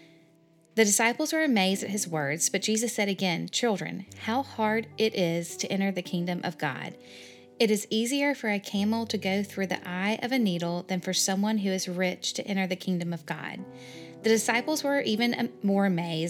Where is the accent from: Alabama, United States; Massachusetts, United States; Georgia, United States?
Alabama, United States; Birmingham; I grew up here in Birmingham, Alabama